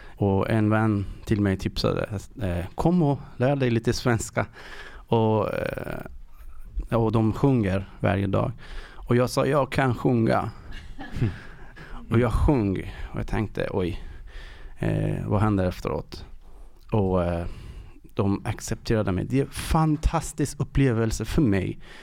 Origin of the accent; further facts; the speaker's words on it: Iran; Swedish is a second language; moved away as an adult; now in Sweden; jag kommer ifrån Iran och har varit i tre år här i Sverige